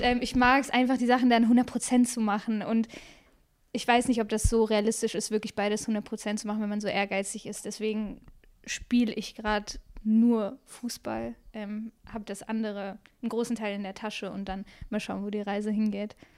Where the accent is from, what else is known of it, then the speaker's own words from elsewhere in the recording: Bremen, Germany; moved away as an adult; also born or lived in Freiburg / Essen; now in Cologne, Germany; in meiner Heimatstadt in Bremen